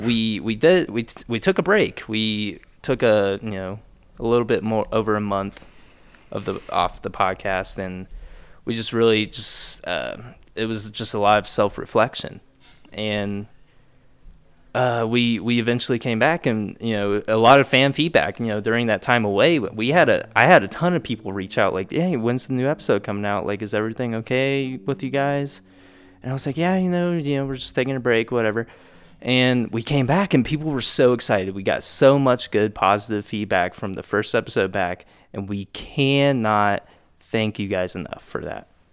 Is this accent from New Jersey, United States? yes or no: no; Lewisburg, Ohio, United States; also born or lived in Dayton, Ohio; grew up in Lewisburg, Ohio